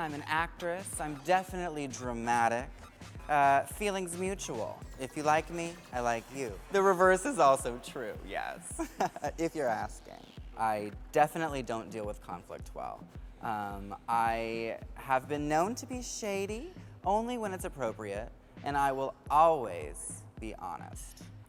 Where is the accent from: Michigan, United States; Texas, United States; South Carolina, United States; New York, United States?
New York, United States; New York City; I'm from New York City.